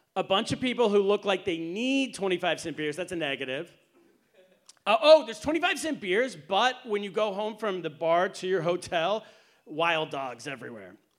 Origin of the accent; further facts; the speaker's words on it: United States; also born or lived in China; This has been drilled into me as an American